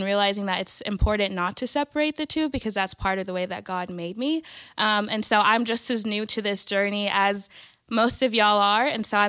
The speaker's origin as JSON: {"language": "English", "country": "Nigeria", "said": "I'm actually Nigerian."}